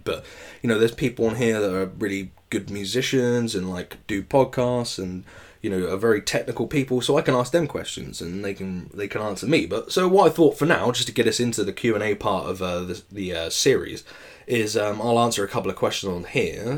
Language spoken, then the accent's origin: English; England, United Kingdom; us English people